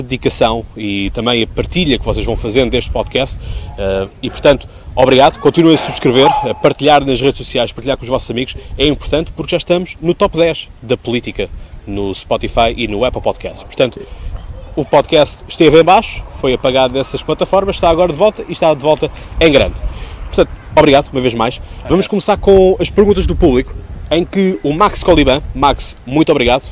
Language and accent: Portuguese; Seixal, Setúbal, Portugal; estamos justamente aqui na Baía do Seixal. Portanto, trago-vos uma vez mais à minha terra.